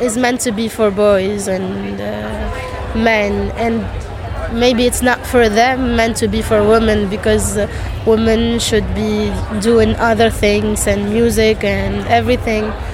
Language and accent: English; Ariana, Ariana Governorate, Tunisia; I come from Tunis, exactly from Ariana.